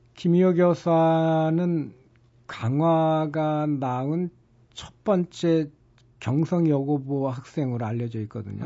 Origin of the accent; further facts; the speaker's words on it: Incheon, South Korea; 이제 저처럼 토박이 인천인들은